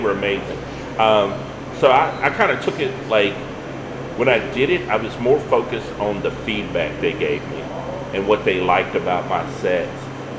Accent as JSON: {"language": "English", "region": "Louisiana", "country": "United States", "tie": "born or raised there", "said": "growing up in Louisiana around that diverse background of people made me be able to go into any room and feel like, yeah, I can conversate with this whole room"}